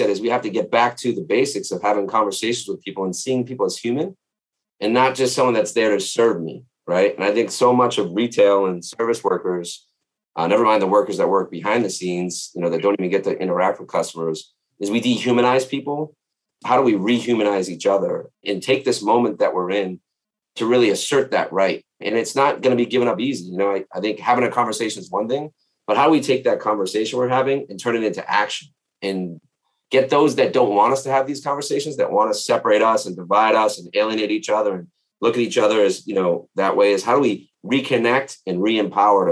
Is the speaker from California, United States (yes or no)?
no; Boston, Massachusetts, United States; I grew up in Boston, and even though I grew up in working class Boston